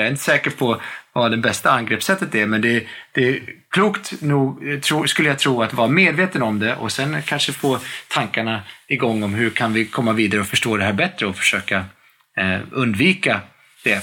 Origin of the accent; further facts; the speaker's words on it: United States; moved away as an adult; now in Sweden; jag växte upp i, i, i USA med, mellan ett och ett halvt år och arton års ålder